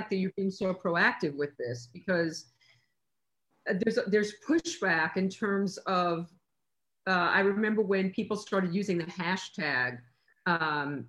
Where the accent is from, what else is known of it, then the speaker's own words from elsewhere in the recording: New York, United States; moved away as an adult; now in Los Angeles, United States; I'm from New York, and on my floor in my apartment building in New York, there was one of everything